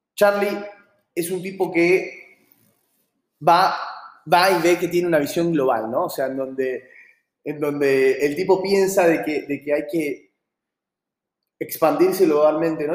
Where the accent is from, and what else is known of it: Argentina